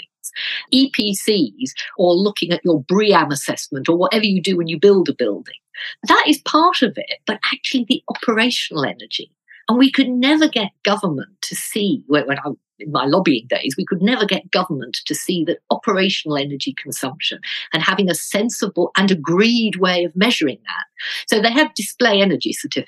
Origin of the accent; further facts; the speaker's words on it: Birmingham, West Midlands, United Kingdom; I come from Birmingham